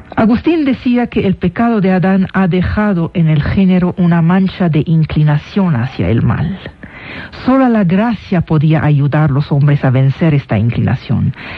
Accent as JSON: {"language": "Spanish", "town": "Damascus", "region": "Damascus Governorate", "country": "Syria", "tie": "born or raised there", "moved": "yes", "lives_now": "Mexico", "said": "yo nací en Damasco. Es decir, mi origen es sirio. Pero ya llevo de mexicana 12 años oficiales y 20 años en el país."}